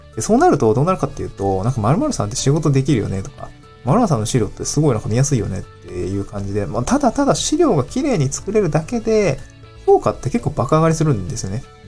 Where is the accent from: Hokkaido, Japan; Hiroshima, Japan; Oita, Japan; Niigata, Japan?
Niigata, Japan; also born or lived in Aomori / Tokyo; now in Awaji Island, Japan; 私、新潟の生まれ